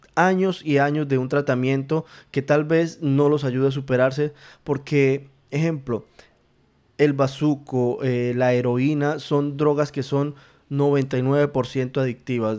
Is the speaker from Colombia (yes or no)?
yes; Colombia; En mi país, en Colombia, en, em, en la ciudad de Bogotá